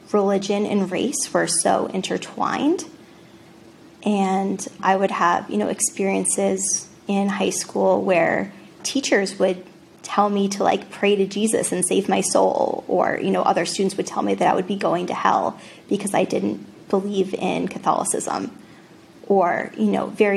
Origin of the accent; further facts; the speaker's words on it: Rhode Island, United States; now in West Newton, United States; I grew up in Rhode Island.